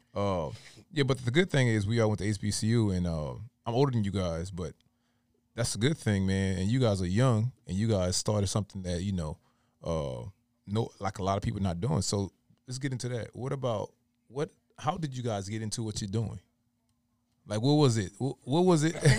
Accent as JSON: {"language": "English", "region": "Louisiana", "country": "United States", "moved": "yes", "said": "I'm from, originally from Louisiana"}